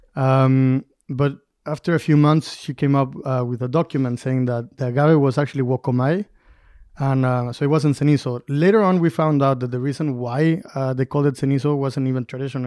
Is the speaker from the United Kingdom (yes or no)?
no; Durango, Mexico; I grew up in Durango, but I studied abroad as well.